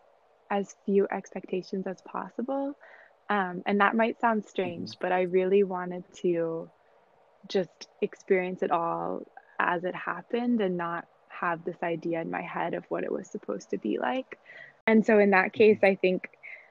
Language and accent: English; United States; I was from America